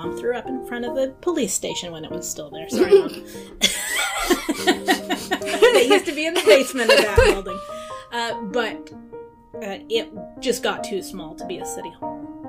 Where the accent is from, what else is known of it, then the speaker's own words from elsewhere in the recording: Weston, Oregon, United States; also born or lived in Walla Walla, Washington; I was born in Walla Walla. When I was one, we moved to Weston, lived in the same house until I was about 35, 36.